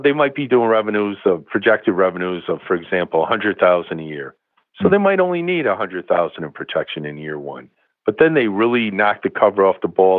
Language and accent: English; Bangor, Maine, United States; I was born in Bangor, Maine